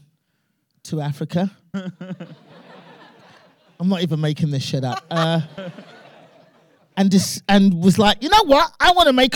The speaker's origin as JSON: {"language": "English", "country": "United Kingdom", "tie": "born or raised there", "said": "I'm British born, obviously, of Nigerian immigrant parents"}